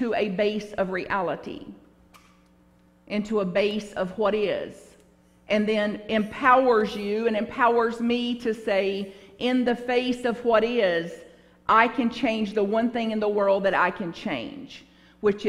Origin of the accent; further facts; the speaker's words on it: Bug Tussle, Kentucky, United States; now in San Francisco, United States; where I grew up in Bug Tussle, Kentucky.